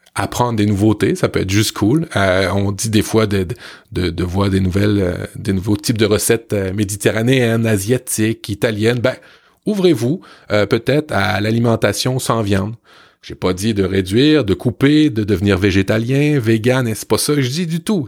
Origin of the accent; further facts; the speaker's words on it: Canada; chez nous au Canada